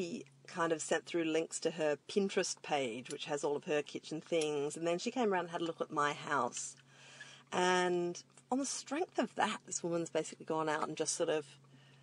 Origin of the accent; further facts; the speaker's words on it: Adelaide Plains, South Australia, Australia; We grew up on the Adelaide Plains in the same teeny little country town